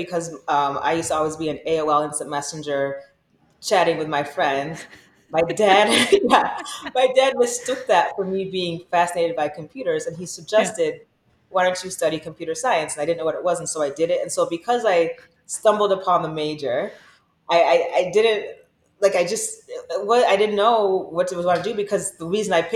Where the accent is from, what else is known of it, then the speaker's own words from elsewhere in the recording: Michigan, United States; I'm from Michigan